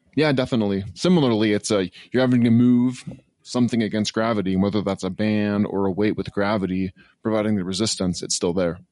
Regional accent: Northwest Washington, United States; from Northwest Washington

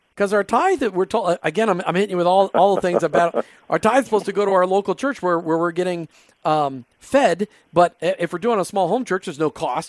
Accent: Minnesota, United States; Now, I grew up in Minnesota, so I can comment on that.

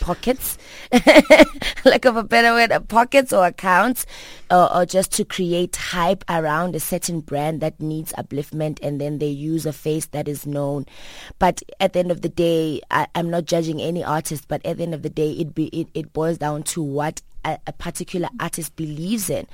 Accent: Soweto, Gauteng, South Africa; also born or lived in Port Elizabeth, South Africa; I grew up in Soweto. Um, I grew up in three different places in, in South Africa. Uh, being, um, Port Elizabeth, where my mother was born. And Soweto, like, four other parts of Soweto, you know. So, I'm, I'm proud to say that I'm a Sowetan girl

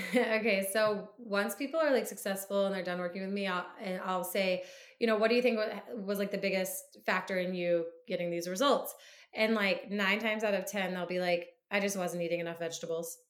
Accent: Midwest, United States; moved away as an adult; also born or lived in South Carolina; now in Boston, United States; I grew up in the Midwest.

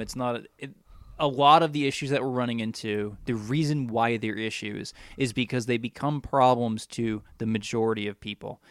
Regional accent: United States; as an American

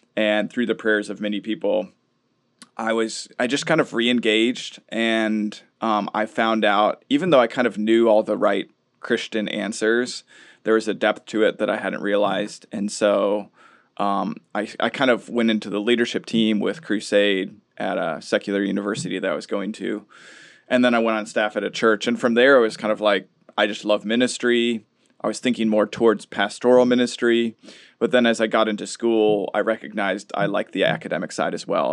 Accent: Minnesota, United States; We grew up in Minnesota

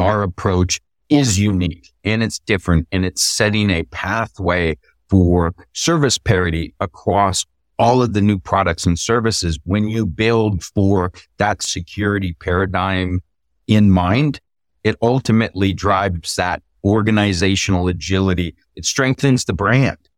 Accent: Texas, United States; State of Texas here, my home state

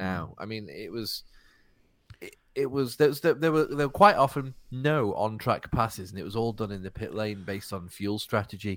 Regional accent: United Kingdom; as a British person

